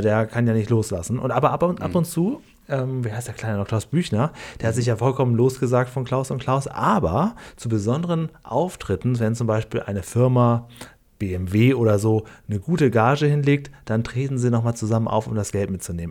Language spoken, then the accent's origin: German; Lower Saxony, Germany; Und das ist quasi zwischen meinem Heimatdorf und Cuxhaven